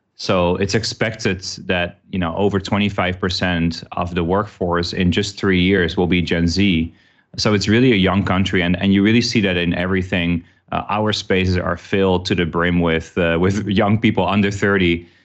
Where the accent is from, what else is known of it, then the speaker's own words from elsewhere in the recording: Amsterdam, North Holland, Netherlands; moved away as an adult; also born or lived in New York / Chicago / Singapore; now in Vietnam; I worked, uh, with them in Amsterdam, which is where I'm originally from